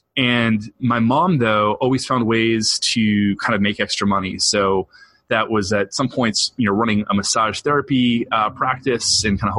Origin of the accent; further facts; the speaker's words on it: New England, United States; And so I grew up in the Northeast and pretty much have lived here my whole life. I moved around a little bit, but settled now on the North Shore of Boston, and I'm a New Englander through and through.